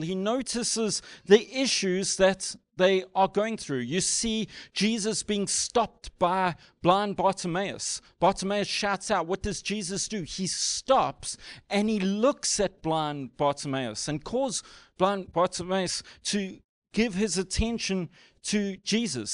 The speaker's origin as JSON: {"language": "English", "country": "South Africa", "said": "as a South African"}